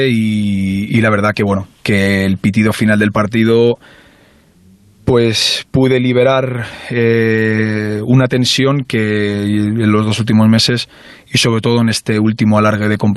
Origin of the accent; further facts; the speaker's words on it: Barcelona, Catalonia, Spain; born there; moved away; Soy catalán, eh, nacido en Barcelona, en Esplugas concretamente. Pero bueno, en Barcelona capital